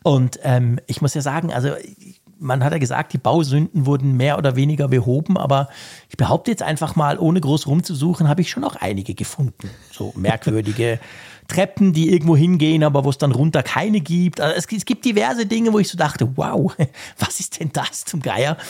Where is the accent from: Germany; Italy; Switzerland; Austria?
Switzerland; bei uns in der Schweiz